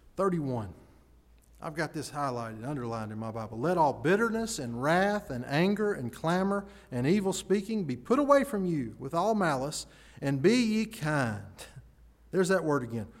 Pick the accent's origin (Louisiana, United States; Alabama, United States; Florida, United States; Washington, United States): Alabama, United States; Chelsea; I grew up in Chelsea. We had Chelsea Video.